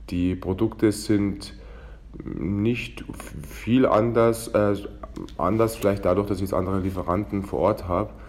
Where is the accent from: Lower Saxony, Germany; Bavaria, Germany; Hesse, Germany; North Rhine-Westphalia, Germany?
Bavaria, Germany; Weilheim in Oberbayern; weil ich gebürtiger Weilheimer bin und eben aus dem Oberland komme